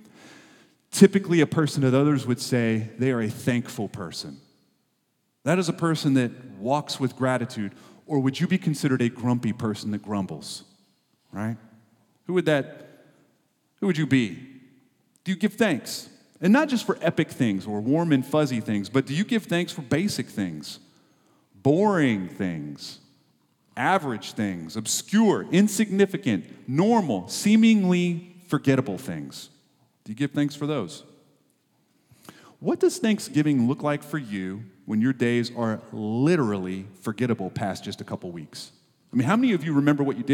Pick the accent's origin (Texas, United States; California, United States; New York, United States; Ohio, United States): Texas, United States; we're from Texas